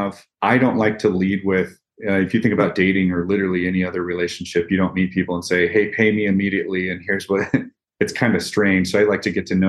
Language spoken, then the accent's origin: English; Midwest, United States; I'm from the Midwest originally in the States here. My family farmed.